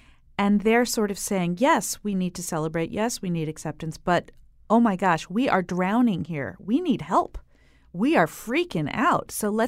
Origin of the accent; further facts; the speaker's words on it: New York, United States; We grew up in New York. The boys lived there till they were five.